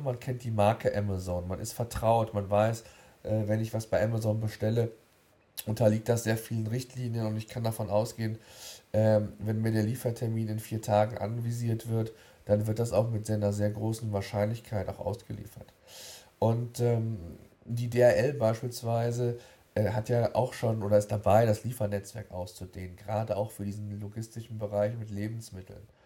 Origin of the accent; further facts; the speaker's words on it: Germany; Bei uns in Deutschland